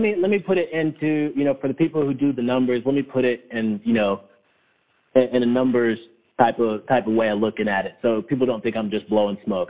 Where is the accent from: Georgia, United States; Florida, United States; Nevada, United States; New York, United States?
Georgia, United States; North; I'm from North Georgia